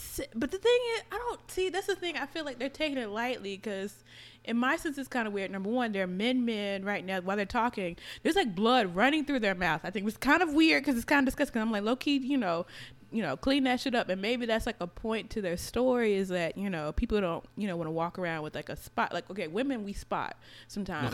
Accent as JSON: {"language": "English", "region": "Florida", "country": "United States", "moved": "yes", "said": "I'm from Florida"}